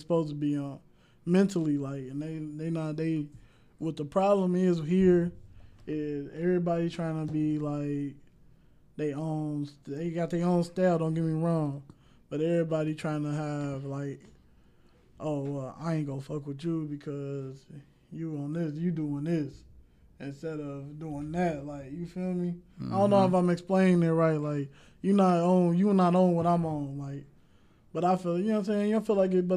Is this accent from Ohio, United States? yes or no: yes; Cincinnati, Ohio, United States; I'm from Cincinnati. Like, I was born in Avondale, so we lived out there for a little minute